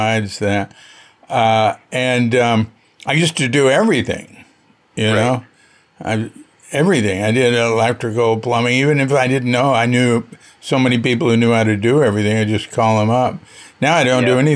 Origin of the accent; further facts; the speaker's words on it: Fort Worth, Texas, United States; I come from Fort Worth, Texas, and we had a technical high school